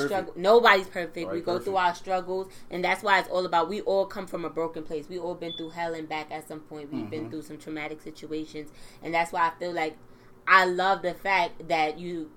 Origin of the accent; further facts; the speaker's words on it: New York City, New York, United States; moved away as an adult; now in Long Island, United States; I'm from Brooklyn, but I moved out here a couple years ago